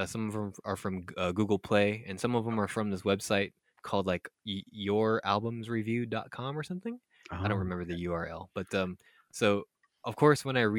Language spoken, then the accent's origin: English; Philippines; born there; I was born in the Philippines